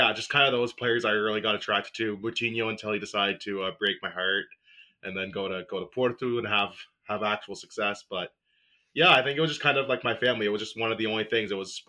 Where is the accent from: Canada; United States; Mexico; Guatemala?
Canada; growing up in Canada, like, we didn't really have much of a soccer scene